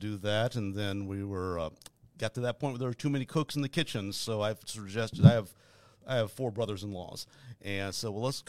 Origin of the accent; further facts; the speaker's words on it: Algonquin, Illinois, United States; And I'm from Algonquin.